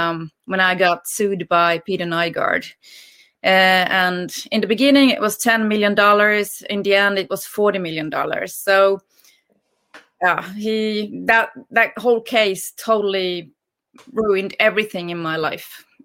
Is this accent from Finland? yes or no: yes; Finland; also born or lived in Los Angeles / London; now in Sweden; I'm a classical violinist. I'm from Finland. And I've played since I was 5 years old, traveled the world since I was 8. And I've lived in LA, I've lived in London